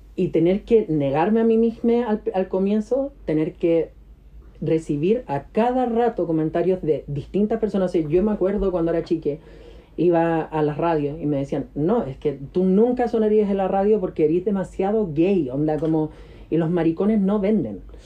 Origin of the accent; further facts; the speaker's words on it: Santiago, Santiago Metropolitan Region, Chile; also born or lived in Antofagasta, Chile / Miami, United States; yo crecí en Antofagasta